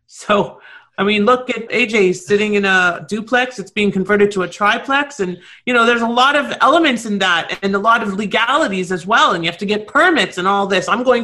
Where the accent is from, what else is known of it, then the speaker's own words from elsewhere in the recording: Toronto, Ontario, Canada; now in South Florida, United States; I'm originally from Toronto, the city of lockdown. And I now live in South Florida